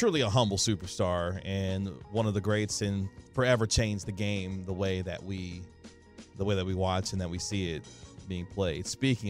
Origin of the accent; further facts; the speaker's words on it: Kansas City, Missouri, United States; now in Dallas, United States; my hometown of Kansas City, Missouri